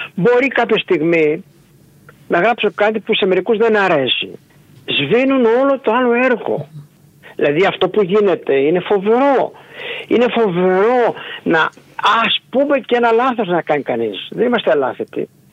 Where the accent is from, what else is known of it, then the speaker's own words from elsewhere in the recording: Ioannina, Epirus, Greece; also born or lived in Agrinio / Aetolia-Acarnania; now in Nafpaktos, Greece; ήμουν τέσσερα χρόνια μαθητή στο γυμνάσιο στο Αγρίνιο κατάγομαι από τα Γιάννη